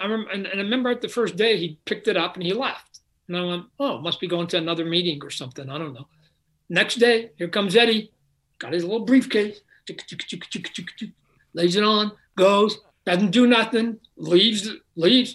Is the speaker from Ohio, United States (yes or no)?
no; Phoenix, Arizona, United States; I'm from Phoenix.